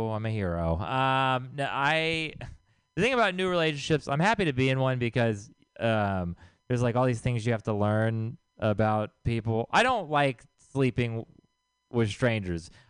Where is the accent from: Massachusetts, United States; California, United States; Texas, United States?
Texas, United States; moved away; I'm from Texas. I'm sorry. I don't represent the people there, okay?